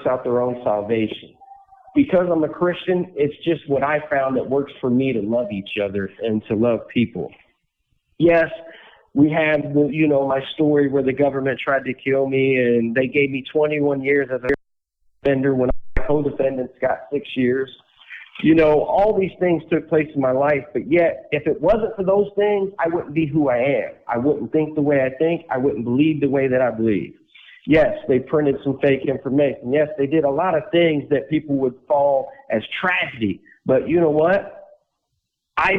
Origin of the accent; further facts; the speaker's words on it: West Palm Beach, Florida, United States; In 1979, I was born in West Palm Beach, Florida.